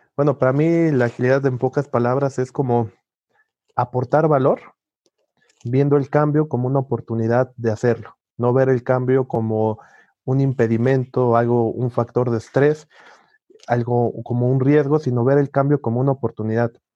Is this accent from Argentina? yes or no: no; Mexico; Soy mexicano